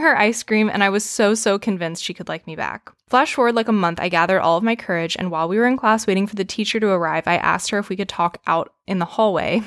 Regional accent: the South, United States; growing up in the South

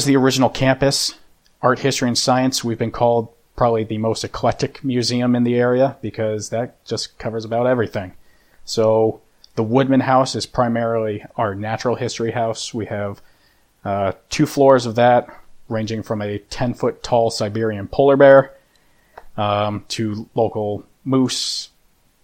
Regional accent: Dover, New Hampshire, United States; I grew up here in Dover

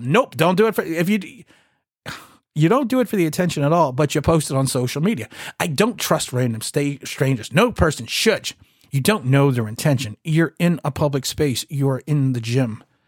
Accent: United States; My father was born here. I was then born here. We came over from Ireland.

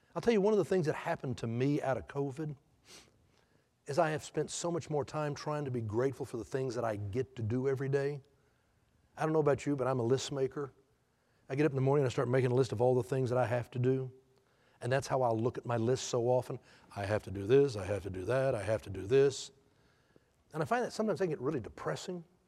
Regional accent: Houston, Texas, United States; I, I grew up in Houston

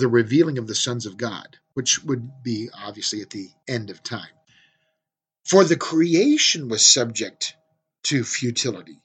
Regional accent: California, United States; now in Central Oregon, United States; I grew up in California where there was Yosemite

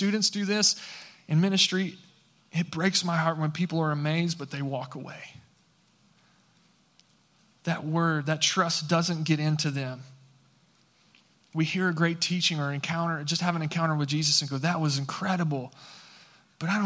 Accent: San Angelo, Texas, United States; now in Fort Worth, United States; I grew up in West Texas, okay, out in San Angelo, Texas

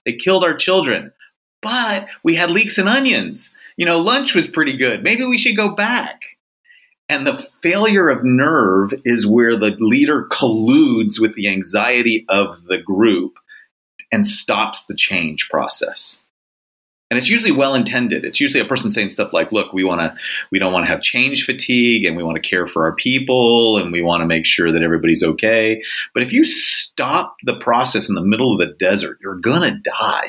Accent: Southern California, United States; I, I grew up actually in Southern California

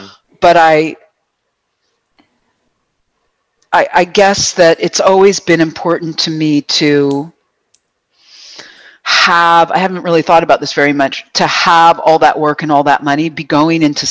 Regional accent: Buffalo, New York, United States; also born or lived in Boston; now in Vancouver, Canada; Yes, I am American. I was born in Buffalo.

